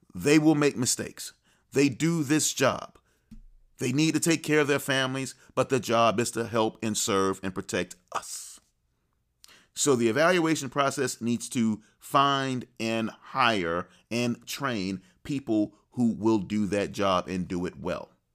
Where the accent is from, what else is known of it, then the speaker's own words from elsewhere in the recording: the South, United States; I'm a child of the South, a Southern gentleman to be sure